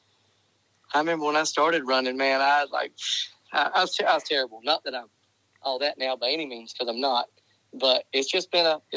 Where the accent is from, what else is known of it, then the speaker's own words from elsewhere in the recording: Jacksonville, Florida, United States; moved away as an adult; also born or lived in North Carolina; now in East Tennessee, United States; I was born and raised in Jacksonville, Florida. And I've been gone for Florida for 25 plus years